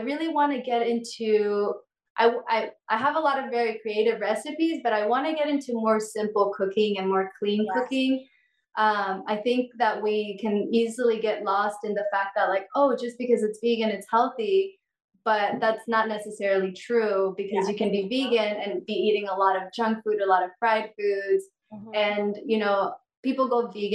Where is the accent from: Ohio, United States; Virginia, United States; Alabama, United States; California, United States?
California, United States; moved away as an adult; also born or lived in Mexico / San Francisco; now in Hawaii, United States; I grew up in California most of my life